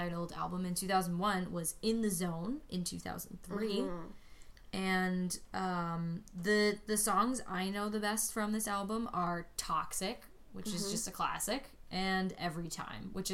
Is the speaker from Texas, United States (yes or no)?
no; New Jersey, United States; I'm from Jersey